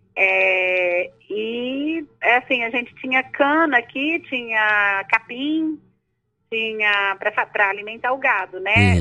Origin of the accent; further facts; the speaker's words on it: Ipuã, São Paulo, Brazil; moved away as an adult; now in Goiás, Brazil; Eu nasci em São Paulo, né, na, no estado de São Paulo, em Ipuã, uma cidade ali